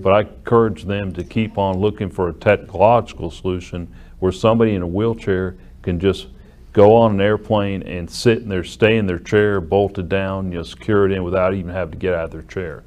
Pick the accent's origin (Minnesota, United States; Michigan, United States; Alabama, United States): Alabama, United States; Sheffield; up to Muscle Shoals, where I grew up in Sheffield